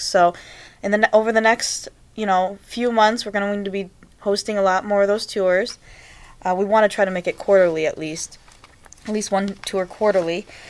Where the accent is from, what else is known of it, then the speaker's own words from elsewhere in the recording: Cleveland, Ohio, United States; I was born and raised here in Cleveland.